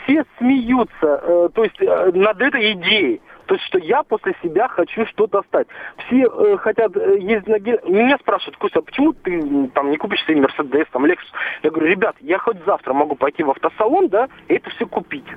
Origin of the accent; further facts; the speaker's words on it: Kazakhstan; also born or lived in Moscow, Russia; now in Germany; я из Казахстана. Да, приехал в 94 году в Москву